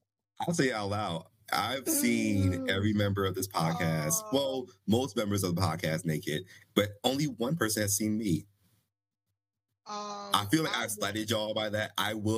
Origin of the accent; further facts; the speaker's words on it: Ohio, United States; Ohio is the furthest east you can be and still be the Midwest